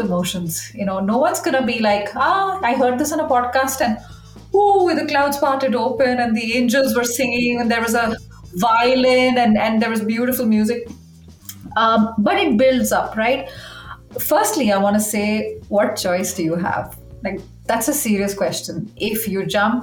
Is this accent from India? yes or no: yes; India; moved away as an adult; also born or lived in Uruguay / Chile / Belgium; started out in India, which is where I'm from, which you can probably detect from my accent